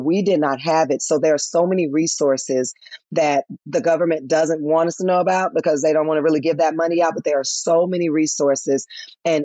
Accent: Memphis, Tennessee, United States; moved away; also born or lived in Atlanta, Georgia; my hometown of Memphis, Tennessee

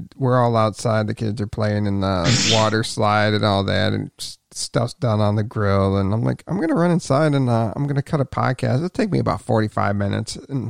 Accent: Cleveland, Ohio, United States; I'm from the Cleveland area

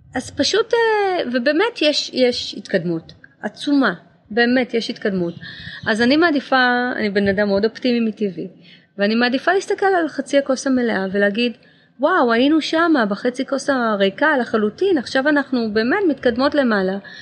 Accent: Israel; now in Los Angeles, United States; אבל אני הייתי בצבא, אני ישראלית

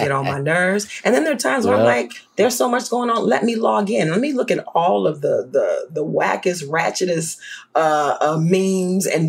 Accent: New Orleans, Louisiana, United States; moved away; I grew up in New Orleans

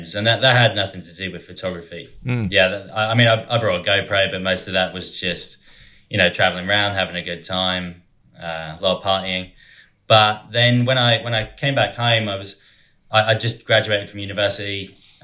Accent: Dover, South East England, United Kingdom; moved away as an adult; also born or lived in China; I'm from Dover in Kent

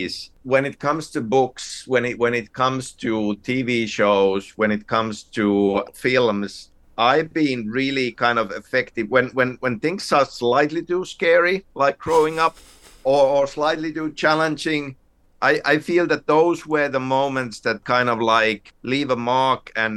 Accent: Finland; growing up in Finland, where pretty much every family has a summer cabin

